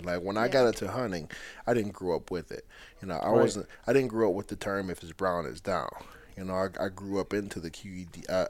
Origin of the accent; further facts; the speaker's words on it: Detroit River, Michigan, United States; I grew up on the Detroit River.